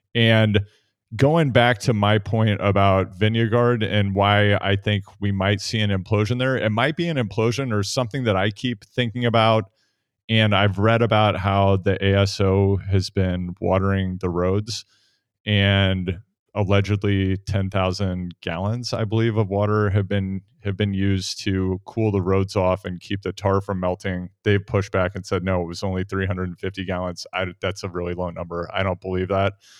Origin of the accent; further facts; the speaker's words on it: Midwest, United States; Spencer and I grew up in the Midwest